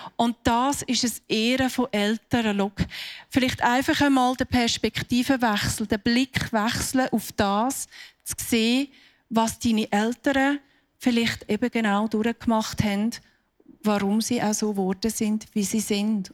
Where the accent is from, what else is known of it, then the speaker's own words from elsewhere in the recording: Switzerland; bei uns in der Schweiz